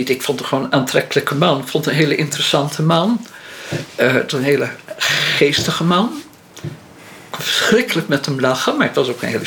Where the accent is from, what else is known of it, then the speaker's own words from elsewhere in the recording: Holland, Netherlands; Op zo'n dorpje, daar komt zo'n Hollandse hibbel aan.